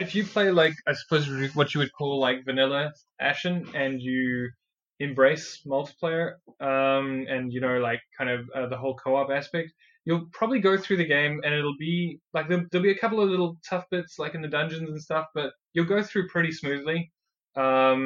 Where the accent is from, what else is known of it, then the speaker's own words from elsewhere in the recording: South Africa; accent: South African; now in New Zealand; I'm actually originally from South Africa myself